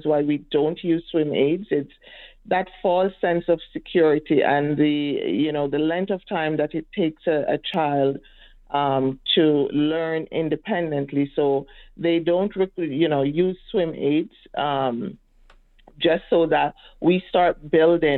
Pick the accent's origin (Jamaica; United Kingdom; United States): Jamaica; now in Edmonton, Canada; I'm from Jamaica and we are surrounded by water